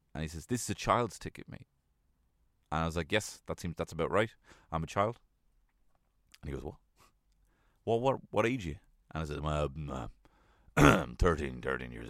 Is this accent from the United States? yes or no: no; Ireland; we as Irish people